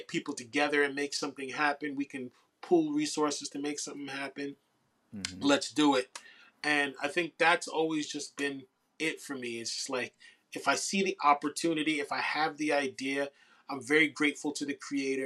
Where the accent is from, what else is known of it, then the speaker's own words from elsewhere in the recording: New York City, New York, United States; as a New Yorker, as a New York MC, as a New York creative